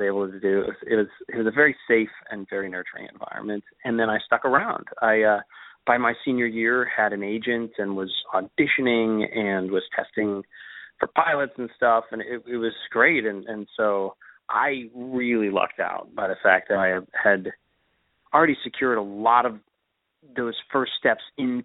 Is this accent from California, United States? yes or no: yes; Sacramento, California, United States; moved away as an adult; also born or lived in Los Angeles, United States; now in New York City, United States; I grew up in Sacramento